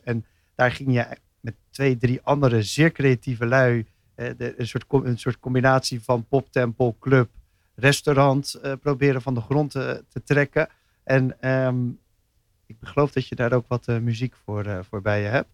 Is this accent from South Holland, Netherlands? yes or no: yes; Rotterdam, South Holland, Netherlands; als echte Rotterdammer